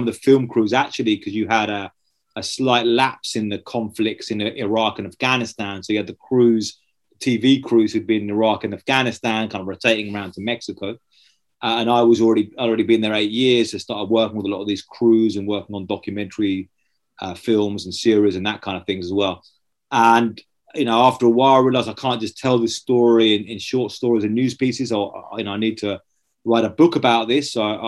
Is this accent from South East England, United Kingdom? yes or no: yes; just outside of Brighton, South East England, United Kingdom; I grew up just outside of Brighton in Southeast England